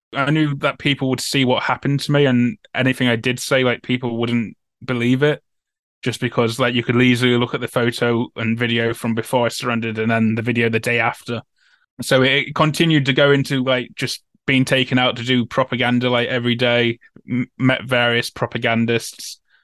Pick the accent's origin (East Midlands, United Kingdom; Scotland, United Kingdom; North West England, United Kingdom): East Midlands, United Kingdom; Nottingham; I'm from Nottingham as well